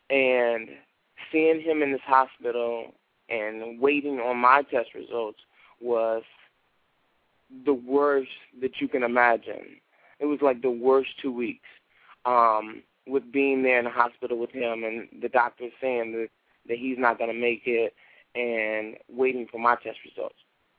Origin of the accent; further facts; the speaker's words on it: Chicago, Illinois, United States; Okay, I grew up in on the south side of Chicago, and I had a rough childhood because my community wasn't one of the best communities.